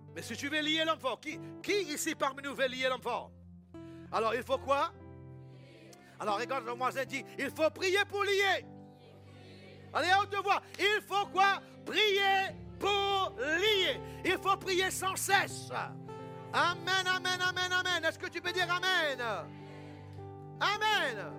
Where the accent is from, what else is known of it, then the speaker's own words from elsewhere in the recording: England, United Kingdom; moved away; also born or lived in United States; Quand j'étais petit, moi j'ai grandi en Angleterre